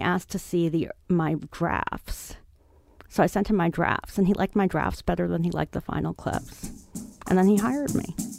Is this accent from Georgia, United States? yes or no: no; New York City, New York, United States; I grew up on the Upper West Side